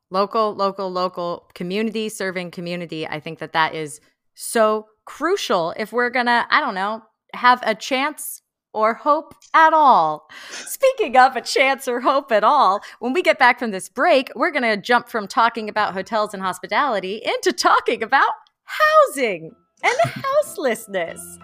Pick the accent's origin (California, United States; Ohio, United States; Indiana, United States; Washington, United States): California, United States; Bay Area; now in Los Angeles, United States; I'm from the Bay Area